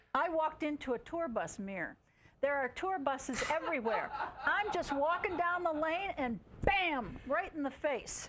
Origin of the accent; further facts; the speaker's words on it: Chicago, Illinois, United States; I'm from Chicago, a near nearby city, and yes, it's pretty cold over there.